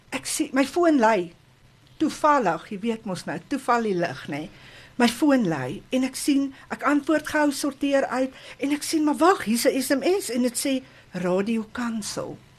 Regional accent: Kempton Park, Gauteng, South Africa; Ek het groot geword in Kempton Park, nie ver van hier af nie

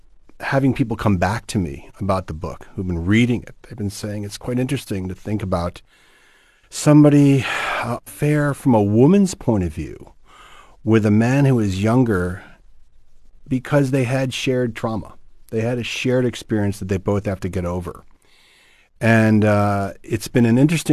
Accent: United States; moved away as an adult; now in Cape Town, South Africa; I'm an American

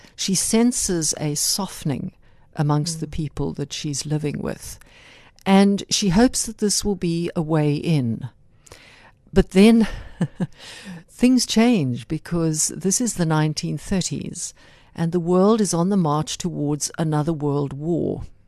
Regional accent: South Africa; also born or lived in United Kingdom; I was born in South Africa. I'm the granddaughter of Irish grandparents who migrated to this country over a century ago. Mm-hmm. So I have Irish stock, but South Africa is my home.

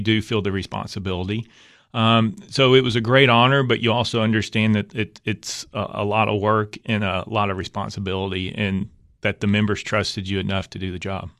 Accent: Knoxville, Tennessee, United States; also born or lived in Lake City, Tennessee / Cumberland County, Tennessee; I grew up in, in, uh, West Knoxville

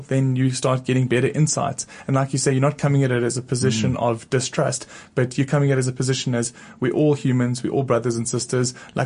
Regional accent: South Africa; accent: South African; I have an accent because I'm from South Africa

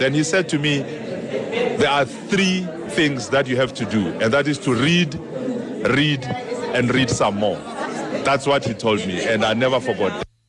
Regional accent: Pretoria, Gauteng, South Africa; I was from Pretoria

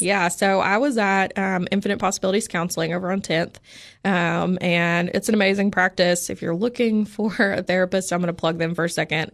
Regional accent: Oliver Springs, Tennessee, United States; moved away as an adult; also born or lived in Indiana / Portland, Oregon; now in Cookeville, United States; grew up in the Knoxville area. So right outside of Oak Ridge in a really tiny town called Oliver Springs

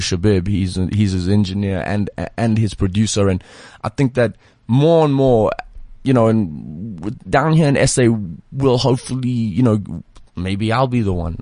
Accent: South Africa; also born or lived in Leeds (family ancestry); they just don't believe that we're from here

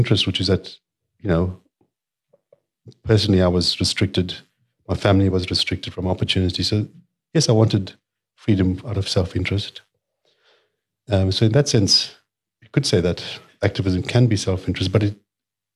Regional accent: Durban, KwaZulu-Natal, South Africa; I grew up in Mirbank

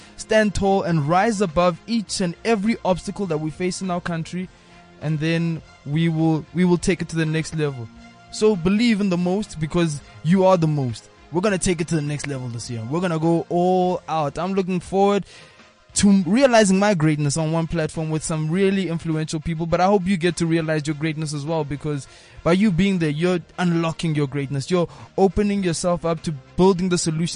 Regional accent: South Africa; we're African before we're South African

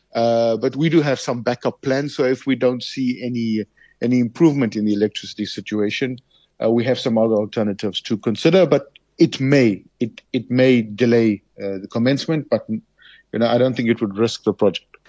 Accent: South Africa; as a South African

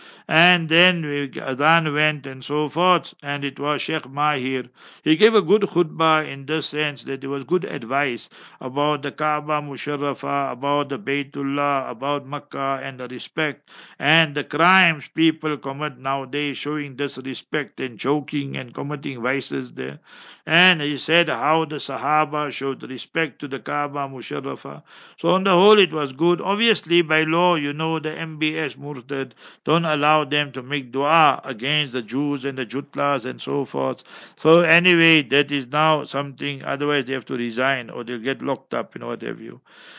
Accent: Heidelberg, Gauteng, South Africa; Heidelberg is my hometown

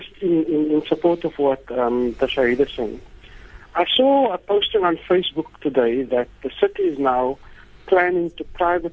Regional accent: South Africa; we are South African people.

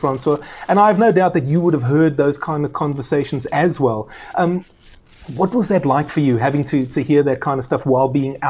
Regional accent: Cape Town, Western Cape, South Africa; I'm from Cape Town. I grew up there, Western Province supporter, and then later the Stormers.

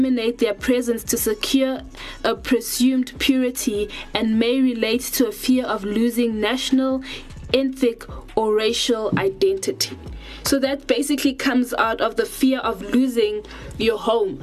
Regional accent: South Africa; also born or lived in Democratic Republic of the Congo; I was born in South Africa.

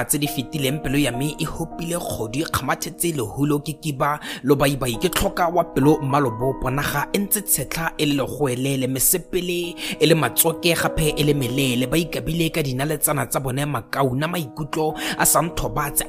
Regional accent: Botswana; I am a poet from Botswana.

